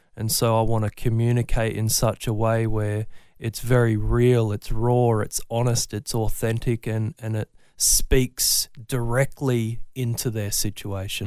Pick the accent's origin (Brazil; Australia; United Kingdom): Australia; Brisbane, Queensland; I'm from Brisbane. Always born and bred, raised north side